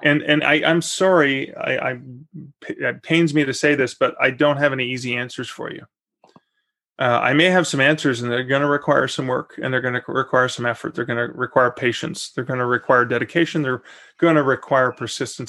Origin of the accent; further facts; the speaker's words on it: Canada; I'm also Canadian and I wasn't planning on moving to Oklahoma City.